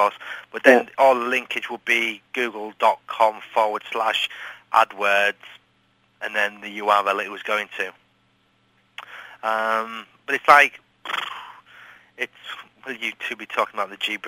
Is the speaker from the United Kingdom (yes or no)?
yes; England, United Kingdom; I'm English